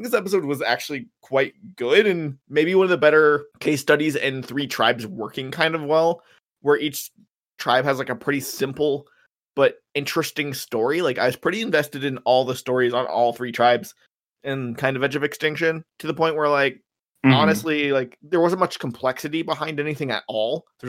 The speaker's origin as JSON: {"language": "English", "country": "Canada", "said": "I'm surprised more than anything that people still care about baseball as a Canadian."}